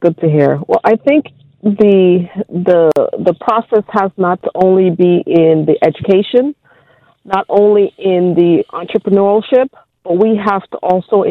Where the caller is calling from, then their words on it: New Jersey, United States; I'm calling from New Jersey.